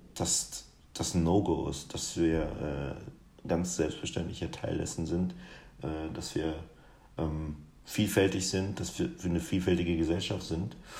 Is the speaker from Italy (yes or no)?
no; Guinea; now in Germany; ein Gericht aus meiner Heimat